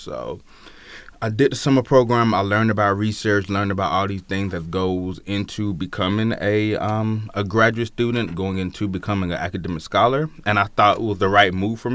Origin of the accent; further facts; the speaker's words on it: Opelika, Alabama, United States; accent: country twinge; moved away as an adult; also born or lived in Mobile, Alabama; I'm from Alabama, born and raised in a town called Opelika, Alabama